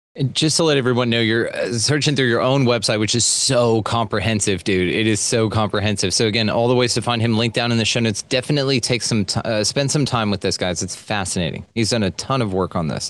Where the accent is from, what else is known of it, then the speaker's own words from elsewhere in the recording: Texas, United States; I am Texan like crazy because I'm proud of this state